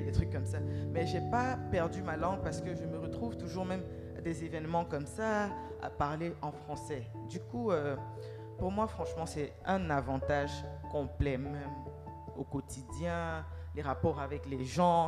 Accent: Cameroon; now in Ghana; je suis camerounaise

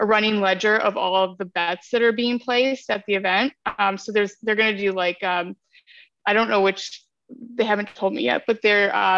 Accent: Ohio, United States; I'm from Ohio

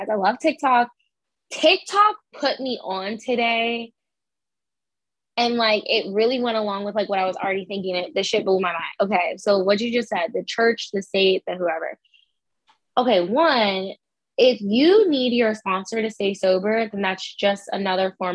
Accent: Boston, Massachusetts, United States; I grew up in Boston

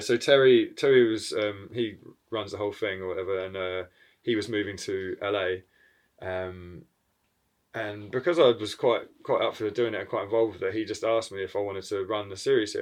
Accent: New Zealand; moved away; I'm from New Zealand originally, and then so I go back to that side of the world quite regularly

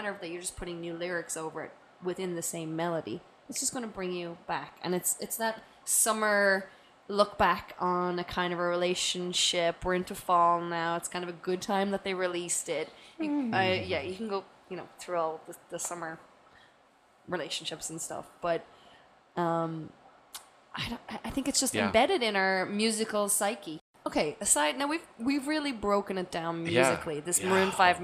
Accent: Ireland; moved away; we would fucking freeze going to school every day in Ireland in the fucking rain

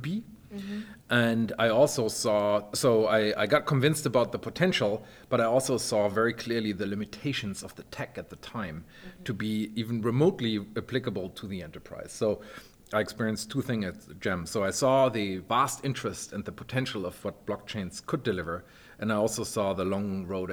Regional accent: Germany; moved away; I'm originally from Germany and I worked at Deutsche Telekom back in the day

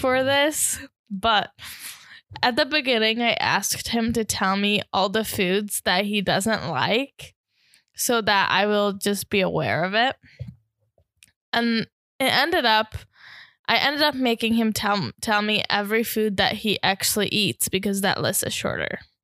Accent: Hungary; As a Hungarian

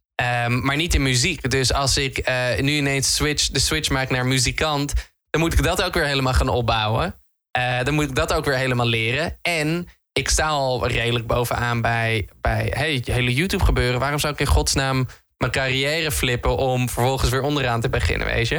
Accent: Netherlands; Ik ben een Hollander

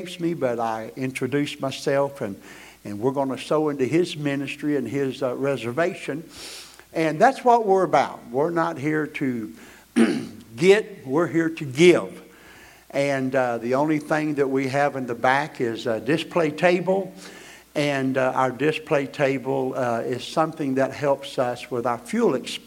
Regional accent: Florida, United States; we are missionary evangelists from Florida

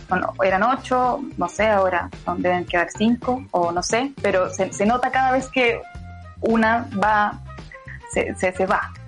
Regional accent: Purén, Araucanía, Chile; moved away; es un pueblo que se llama Purén, que está en la Araucanía y es pueblo

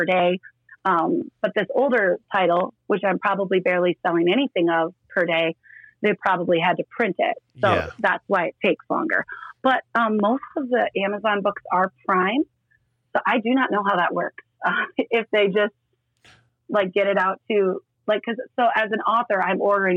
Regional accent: Estherville, Iowa, United States; moved away as an adult; now in Sioux Falls, United States; I grew up in Northwest Iowa.

